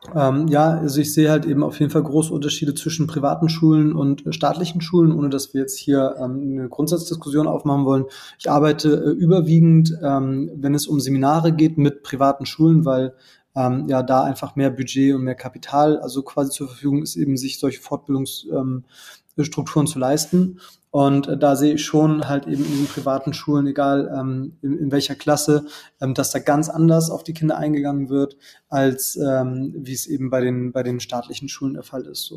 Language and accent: German; Germany; bei uns in Deutschland